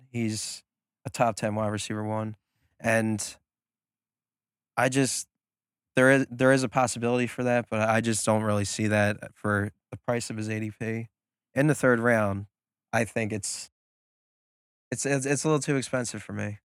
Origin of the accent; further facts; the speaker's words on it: New Jersey, United States; we're from the Philadelphia area. New Jersey, but to others, we say Philadelphia